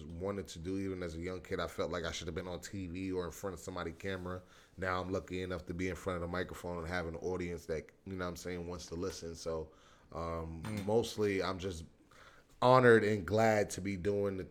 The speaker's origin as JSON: {"language": "English", "region": "New York", "country": "United States", "said": "I'm from New York"}